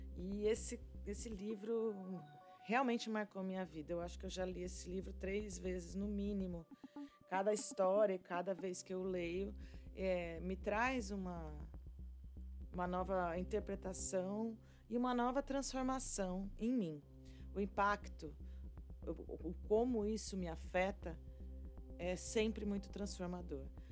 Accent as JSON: {"language": "Portuguese", "town": "São Carlos", "region": "São Paulo", "country": "Brazil", "tie": "born or raised there", "also_born_or_lived": "Londrina, Paraná", "moved": "as an adult", "said": "São Carlos, no interior de São Paulo, minha terra natal"}